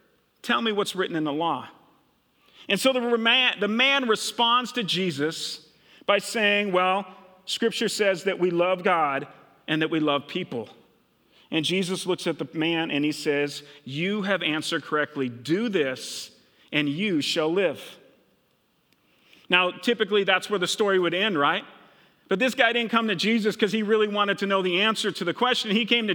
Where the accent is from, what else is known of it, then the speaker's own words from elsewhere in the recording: Minnesota, United States; now in Hillcrest, United States; I grew up in Minnesota. When I first moved to Hillcrest and started working here 24 years ago, which is crazy to even think about, I had the craziest, worst accent ever, okay?